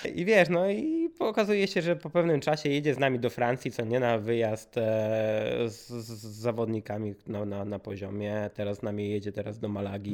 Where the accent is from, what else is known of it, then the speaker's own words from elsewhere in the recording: Warsaw, Masovian Voivodeship, Poland; wszyscy jesteśmy z Warszawy